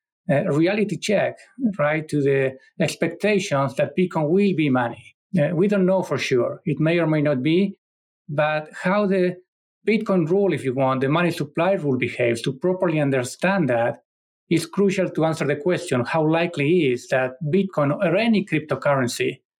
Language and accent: English; Argentina; moved away; my home country, Argentina